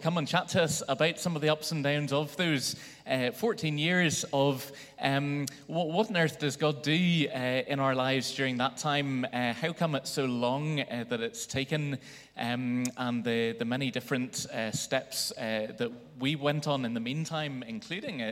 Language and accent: English; Belfast, Northern Ireland, United Kingdom; growing up in Belfast